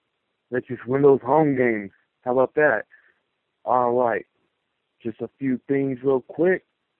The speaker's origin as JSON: {"language": "English", "town": "Fresno", "region": "California", "country": "United States", "said": "I know I'm a homer because I'm from Fresno"}